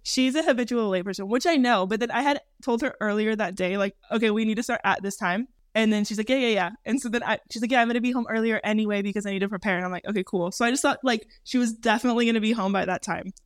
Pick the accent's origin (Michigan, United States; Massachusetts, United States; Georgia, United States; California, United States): California, United States; moved away as an adult; also born or lived in Minnesota / Santa Clarita, California; now in Europe; Jordan and I were both raised in California. Jordan born in California, me just raised because I was born in Minnesota but moved to California when I was around 9 years old